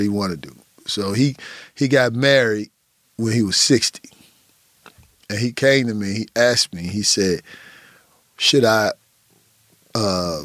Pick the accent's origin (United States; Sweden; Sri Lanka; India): United States; Midwest; I grew up in the Midwest